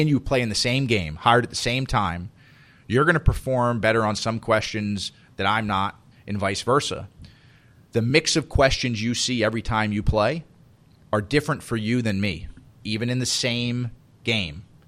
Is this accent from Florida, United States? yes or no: yes; Miami, Florida, United States; I grew up in Miami